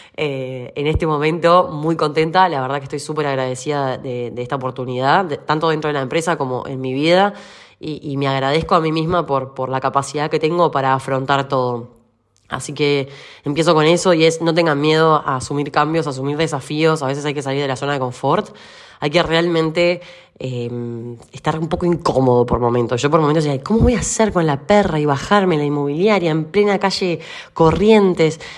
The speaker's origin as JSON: {"language": "Spanish", "country": "Uruguay", "moved": "yes", "lives_now": "Argentina", "said": "yo soy uruguaya"}